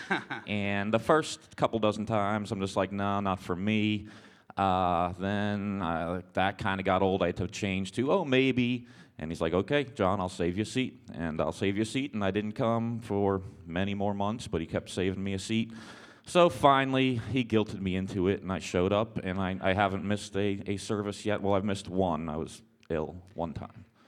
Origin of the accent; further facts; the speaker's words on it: Boston, Massachusetts, United States; moved away; I was raised in Boston area